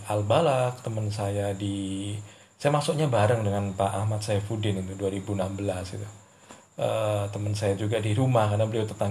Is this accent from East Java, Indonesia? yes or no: yes; Ponorogo, East Java, Indonesia; born there; Saya kelahiran Ponorogo 20 Maret 1990.